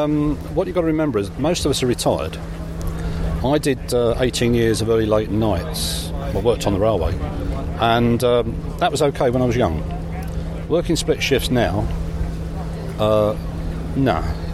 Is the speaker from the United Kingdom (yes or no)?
yes; England, United Kingdom; Calling railway stations train stations, because that's American and we're English, therefore there should be railway stations